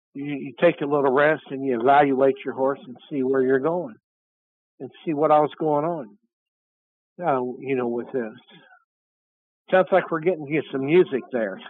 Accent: Florida, United States; I'm from Florida

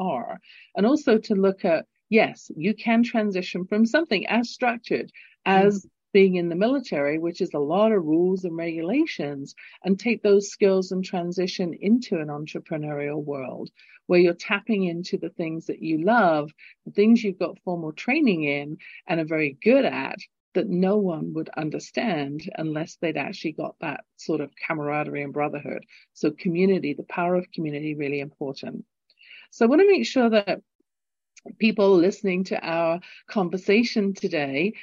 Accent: England, United Kingdom; accent: English; now in Calgary, Canada; my lilting English accent

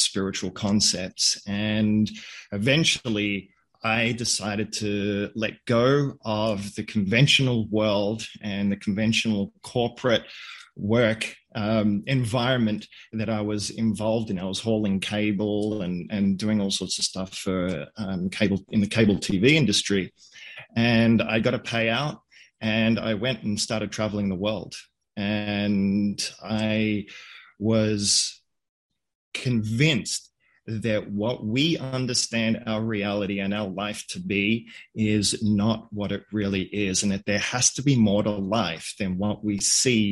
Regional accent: Australia; I grew up in Australia. My parents are Hungarian

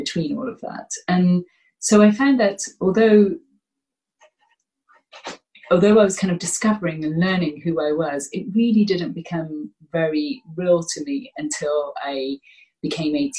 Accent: Gloucestershire, South West England, United Kingdom; also born or lived in Birmingham / India (ancestry); And at the age of 7, my parents decided to move to Gloucestershire

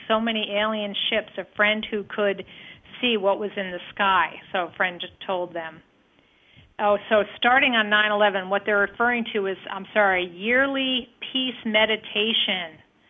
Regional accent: Flushing, New York, United States; September 22nd, and starts here in New York, and there is an underground base in the East River by the UN in my hometown of Flushing, the original site of the UN, and also birthplace of religion.

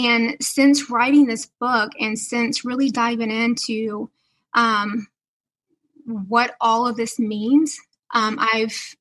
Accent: the South, United States; I'm from the South. So everything was, yes, ma'am, we better have good manners.

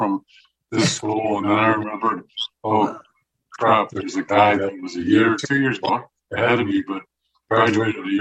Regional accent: Cupertino, California, United States; I went to Monta Vista.

